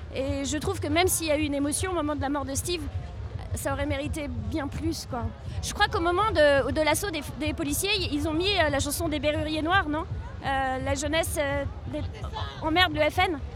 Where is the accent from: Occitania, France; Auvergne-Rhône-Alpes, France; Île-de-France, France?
Île-de-France, France; Paris; je suis parisienne